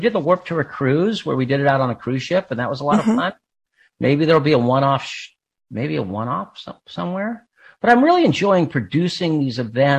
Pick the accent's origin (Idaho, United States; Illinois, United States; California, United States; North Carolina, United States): California, United States; Claremont; I grew up in Southern California. I grew up out in Claremont, California. So it was kind of a weird town. It was like this educational town with the Claremont colleges.